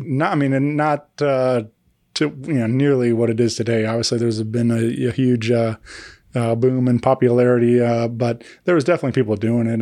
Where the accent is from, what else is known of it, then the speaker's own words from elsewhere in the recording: Wentzville, Missouri, United States; my hometown. I grew up in Wentzville